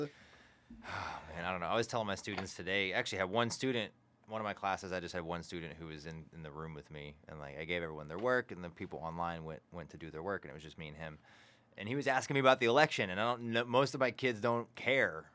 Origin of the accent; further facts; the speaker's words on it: Burleson, Texas, United States; growing up, especially growing up in Burleson, like, my parents were the only Democrats around